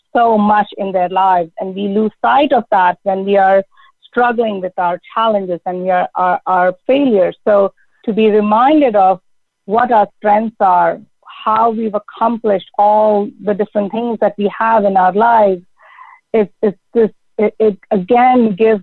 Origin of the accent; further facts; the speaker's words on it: India; moved away as an adult; also born or lived in United States; now in Canada; growing up in India and really thinking about all the cultural and traditional norms that I grew up with in a highly patriarchal society